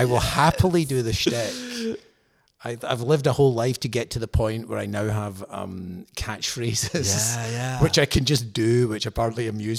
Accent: Scotland, United Kingdom; But also, I think perhaps being Scottish, certain aspects of sincerity are better done by people who are, I don't know, native Californian, native San Diego, native wherever.

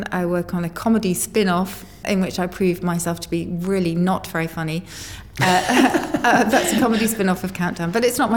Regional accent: United Kingdom; I mean, I think as a British person in New York or in America, you have a slight privilege in that you know it's a cliche, but people genuinely do love the way you talk

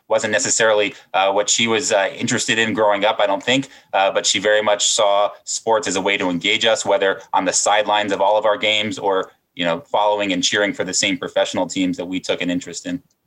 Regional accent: Silver Spring, Maryland, United States; Silver Spring, Maryland, just outside of Washington, D.C.

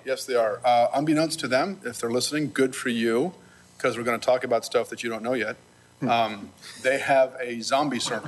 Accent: Lancaster, Pennsylvania, United States; I'm from Lancaster. We're simpler there

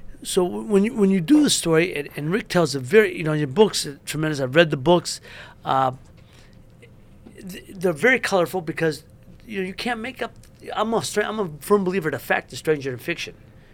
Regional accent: Youngstown, Ohio, United States; Youngstown, Ohio. Great city, one of my city. It's my love, my hometown

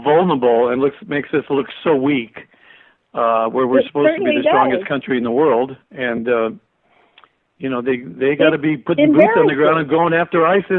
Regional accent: Los Angeles, California, United States; also born or lived in Canoga Park; I grew up in Hollywood. I was supposed to go to Hollywood High, and my parents moved after I graduated junior high from Hollywood to Canoga Park.

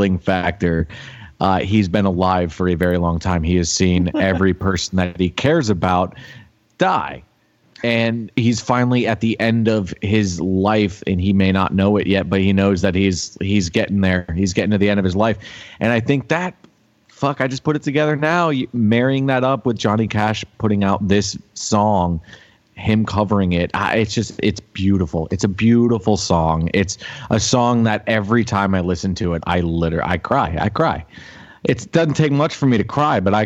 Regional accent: Florida, United States; I grew up in Florida

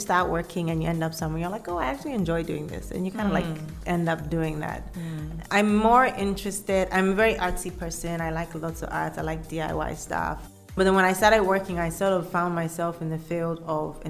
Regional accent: Kumasi, Ashanti, Ghana; also born or lived in Cape Coast, Ghana / Accra, Ghana; I grew up in Ghana. My parents lived in Kumasi.

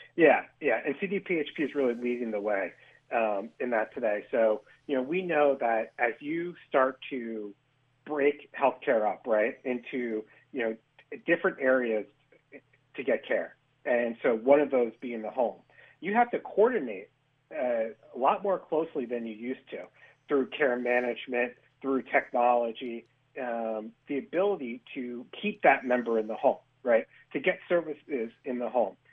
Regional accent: Hudson Valley, New York, United States; I'm originally from the Hudson Valley

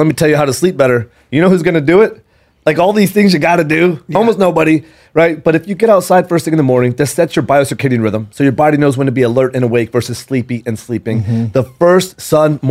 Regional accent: San Antonio, Texas, United States; I grew up in San Antonio

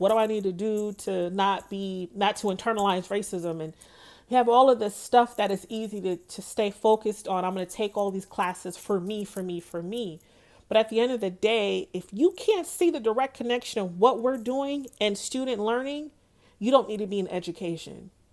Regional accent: Pine Hills, Florida, United States; I'm from Pine Hills. I am Pine Hills till I die. I tell people that I am Pine Hills royalty. I love where I grew up

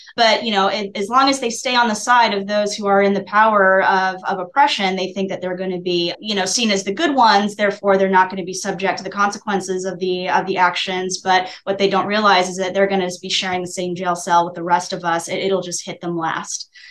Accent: Utah, United States; moved away; I am originally from Utah

